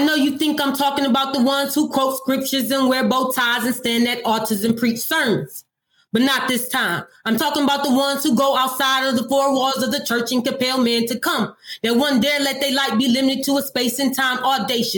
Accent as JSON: {"language": "English", "town": "Detroit", "region": "Michigan", "country": "United States", "tie": "born or raised there", "moved": "as an adult", "lives_now": "Nashville, United States", "said": "I'm from Detroit, Michigan. I was born and raised in Detroit. I lived there all my life until I moved to Tennessee. I'm currently reside in Nashville, Tennessee"}